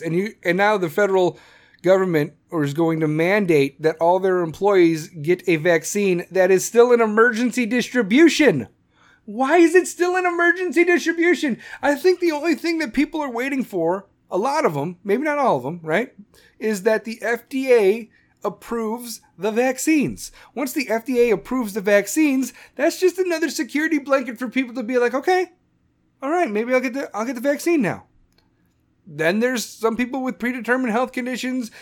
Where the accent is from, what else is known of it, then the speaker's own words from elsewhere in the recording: Chicago, Illinois, United States; Chicago, my hometown